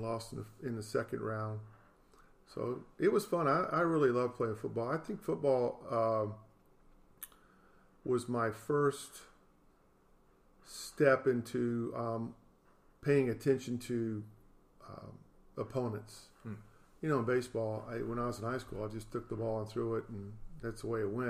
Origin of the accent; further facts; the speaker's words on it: Jacksonville, Florida, United States; also born or lived in Dallas, Texas / Baltimore; I grew up here in Jacksonville, Florida